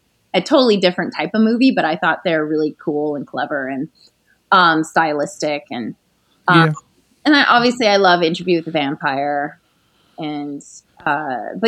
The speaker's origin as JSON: {"language": "English", "country": "Canada", "said": "I'm from Canada, from like a small town in Canada."}